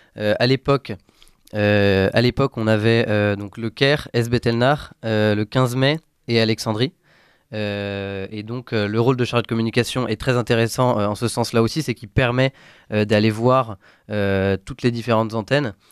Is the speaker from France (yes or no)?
yes; France; chez nous en France